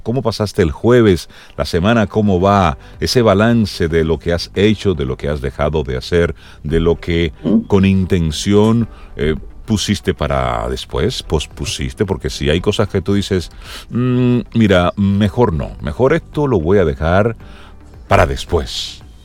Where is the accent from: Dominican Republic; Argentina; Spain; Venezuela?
Dominican Republic